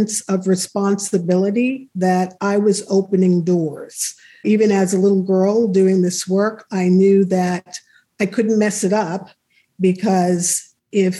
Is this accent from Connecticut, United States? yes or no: no; New York City, New York, United States; moved away as an adult; also born or lived in El Paso, Texas / Germany / New Paltz, New York; I was born and raised in New York City